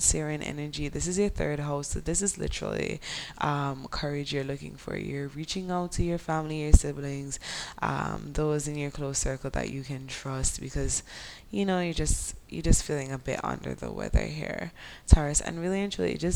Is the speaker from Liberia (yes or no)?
no; Jamaica; accent: Jamaican Creole; my Jamaican Creole accent